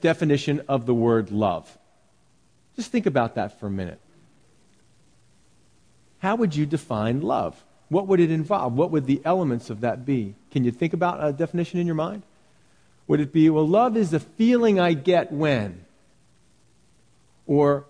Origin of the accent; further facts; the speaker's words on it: Philadelphia, Pennsylvania, United States; where I grew up in Philadelphia, the city of brotherly love